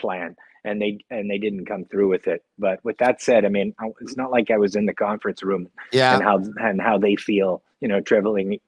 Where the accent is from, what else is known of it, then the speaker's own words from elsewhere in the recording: Edmonton, Alberta, Canada; I'm from Edmonton, and naturally I have a natural disposition to hate all things Calgary